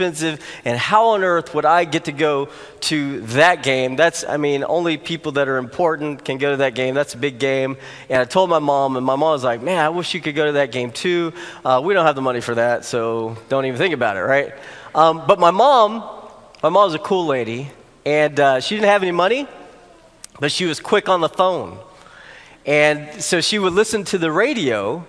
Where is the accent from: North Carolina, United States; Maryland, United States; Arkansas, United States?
Arkansas, United States; moved away; I grew up in Arkansas, and that's my home state.